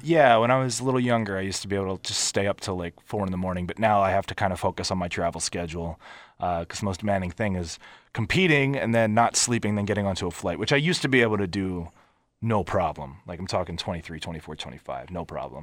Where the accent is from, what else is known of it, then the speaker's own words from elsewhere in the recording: Philadelphia, Pennsylvania, United States; also born or lived in Montgomeryville, Pennsylvania / Abington, Pennsylvania; where I grew up in Philly in the wrestling industry